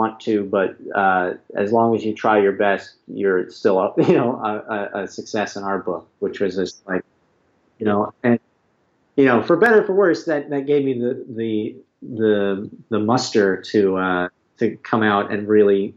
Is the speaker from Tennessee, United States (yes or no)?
no; Greenwood, Indiana, United States; also born or lived in Bloomington, Indiana; I grew up in Indiana, which, you know, was, in Greenwood